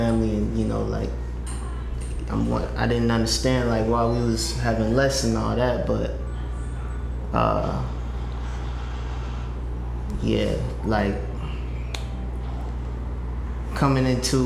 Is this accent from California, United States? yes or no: no; Kansas City, Missouri, United States; also born or lived in Belton, Missouri; born and raised in Kansas City. You know, moved out to Belton, Missouri in like sixth grade